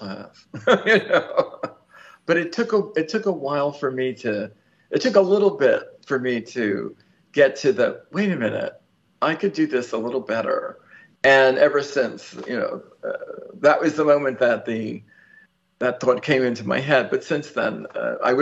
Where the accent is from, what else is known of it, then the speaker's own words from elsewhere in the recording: New York, United States; I'm a New Yorker